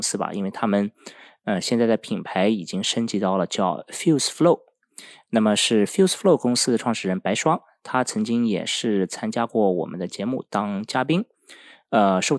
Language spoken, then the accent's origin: Chinese; Finland; 我在北欧芬兰长大的。